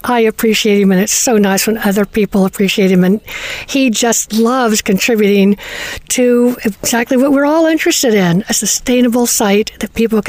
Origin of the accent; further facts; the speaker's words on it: Georgia, United States; I was born in Georgia